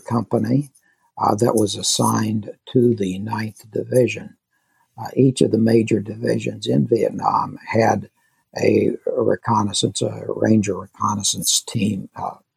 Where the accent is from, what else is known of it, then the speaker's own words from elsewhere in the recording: Kansas, United States; I grew up in Kansas